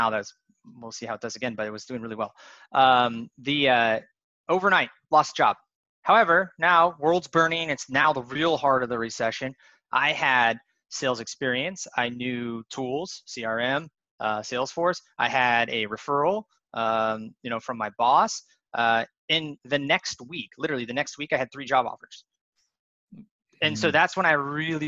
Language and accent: English; Spokane, Washington, United States; I grew up in Spokane, Washington, pretty poor area of Spokane